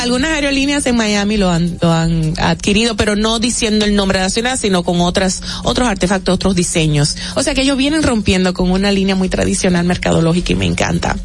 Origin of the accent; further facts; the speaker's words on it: Dominican Republic; como dominicanos